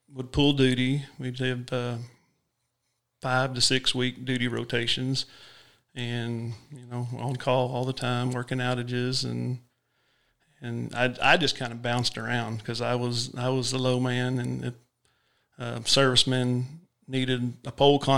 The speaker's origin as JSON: {"language": "English", "town": "Waldron", "region": "Arkansas", "country": "United States", "tie": "born or raised there", "also_born_or_lived": "Greenwood, Arkansas", "said": "I'm from Waldron, and then I worked there till I started in 99, and then in 06, I took the Greenwood serviceman job"}